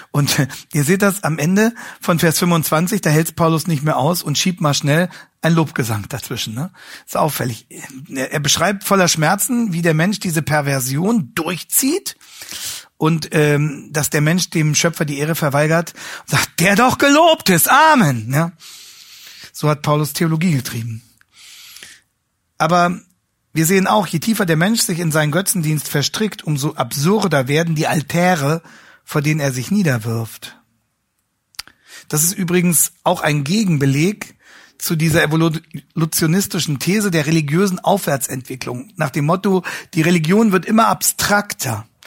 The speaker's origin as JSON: {"language": "German", "town": "Hanover", "region": "Lower Saxony", "country": "Germany", "said": "Ähm, ich komme ja aus Hannover, wie Sie wissen."}